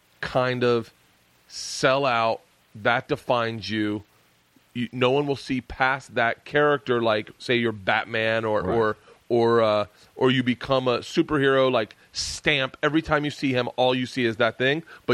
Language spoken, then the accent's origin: English; the South, United States; I say kids like us because growing up in the South